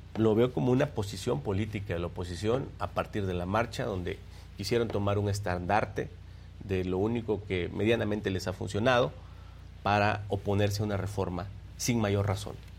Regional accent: Minatitlán, Veracruz, Mexico; yo nací en Minatitlán. Yo soy veracruzano, nací ahí

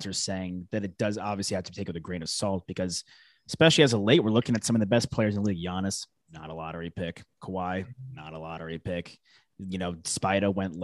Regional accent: Northeast, United States; growing up in the Northeast

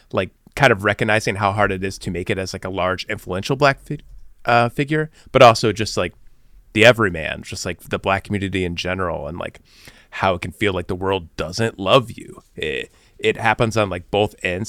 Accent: Bloomington, Illinois, United States; being from Bloomington, Illinois, like I was

